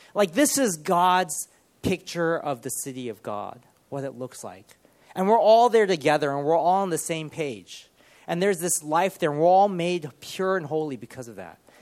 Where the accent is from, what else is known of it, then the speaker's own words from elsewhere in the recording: Los Angeles, California, United States; moved away as an adult; also born or lived in Ohio / Loughborough / Sheffield / Cardiff; now in Birmingham, United Kingdom; when I was probably about five or six, my parents moved to Los Angeles, and we moved into the city called Monterey Park